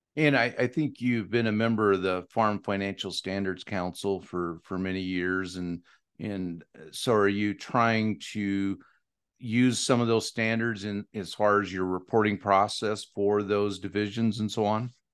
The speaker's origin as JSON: {"language": "English", "town": "Dixie", "region": "Washington", "country": "United States", "tie": "born or raised there", "also_born_or_lived": "Walla Walla, Washington", "said": "I was born in Walla Walla, but I grew up in Dixie, Washington"}